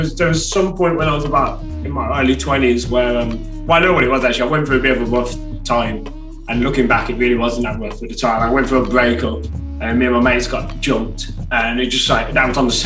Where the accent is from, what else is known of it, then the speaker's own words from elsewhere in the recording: Birmingham, West Midlands, United Kingdom; from Birmingham